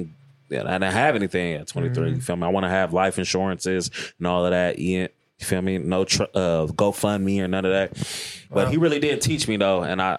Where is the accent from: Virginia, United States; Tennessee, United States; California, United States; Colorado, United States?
California, United States; Richmond; growing up in Richmond.